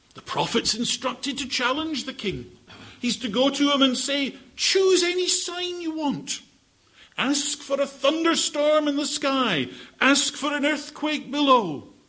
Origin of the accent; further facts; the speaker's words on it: Scotland, United Kingdom; I am Scottish.